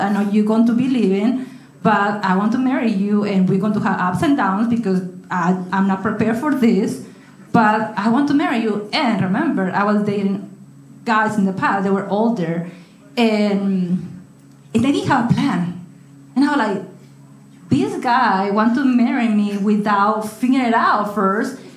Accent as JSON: {"language": "English", "country": "Mexico", "moved": "as an adult", "said": "when I went back to Mexico in, in, December. I was here from June to December"}